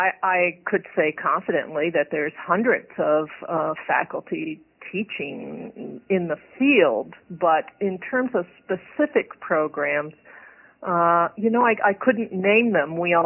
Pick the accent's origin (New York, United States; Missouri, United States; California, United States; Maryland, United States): Maryland, United States; moved away as an adult; also born or lived in Massachusetts; I was born in Maryland, in one of these tracts of housing that were developed for the World War II vets.